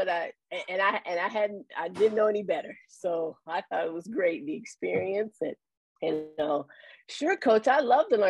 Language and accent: English; Louisville, Kentucky, United States; moved away as an adult; now in Columbus, United States; I was actually born and raised in Louisville, Kentucky, about 3 hours south of Columbus. Came to the Ohio State University as a student athlete.